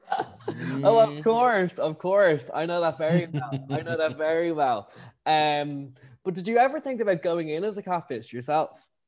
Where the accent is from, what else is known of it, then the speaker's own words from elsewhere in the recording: Ireland; accent: Irish; I'm too Irish